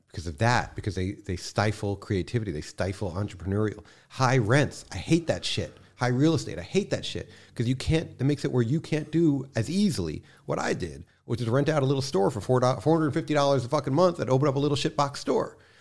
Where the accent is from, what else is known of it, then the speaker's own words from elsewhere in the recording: New York City, New York, United States; also born or lived in Long Island; I grew up in Manhattan, um, and from there we moved out to Long Island for a little